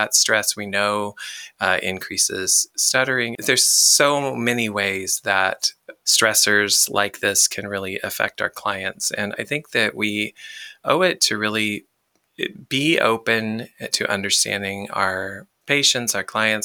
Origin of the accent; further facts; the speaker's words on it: the South, United States; I'm from the South